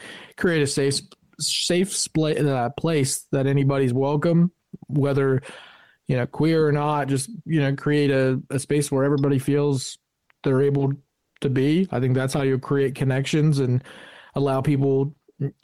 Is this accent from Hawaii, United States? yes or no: no; Parkersburg, West Virginia, United States; I'm from Parkersburg, where at that time, LGBTQ plus issues weren't discussed, especially in my neck of the woods.